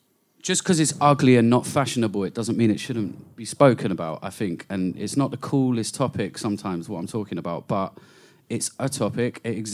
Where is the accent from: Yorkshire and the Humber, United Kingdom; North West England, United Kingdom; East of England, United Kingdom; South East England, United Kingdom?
East of England, United Kingdom; Cambridge; I grew up in Cambridge